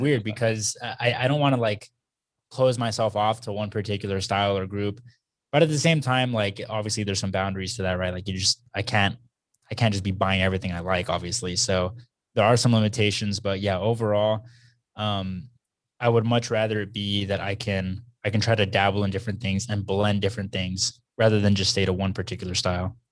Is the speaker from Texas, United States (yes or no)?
yes; Texas, United States; growing up in Texas